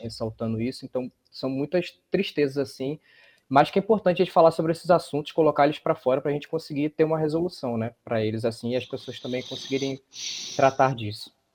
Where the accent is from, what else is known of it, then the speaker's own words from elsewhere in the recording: Rio de Janeiro, Brazil; also born or lived in Paraíba; now in João Pessoa, Brazil; Eu sou do Rio de Janeiro, mas orgulhosamente minha família é paraibana